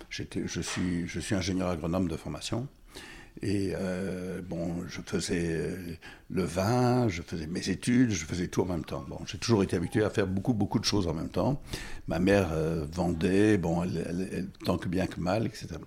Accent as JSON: {"language": "French", "town": "Goma", "region": "North Kivu", "country": "DR Congo", "tie": "born or raised there", "also_born_or_lived": "Burundi / Bukavu / Rwanda", "said": "Je suis né euh, au Burundi, mais en fait euh, en, 1951, 51, et mes parents euh, habitaient entre le, entre le Kivu et le Rwanda, là où il y a la guerre maintenant. J'ai été élevé à Goma, Bukavu, et euh, au Rwanda."}